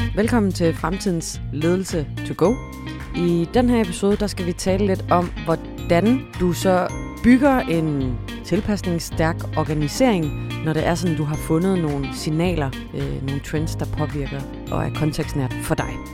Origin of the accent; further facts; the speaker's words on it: Vejle, Southern Denmark, Denmark; jeg er født og opvokset i Vejle og ud gennem Grejsdalen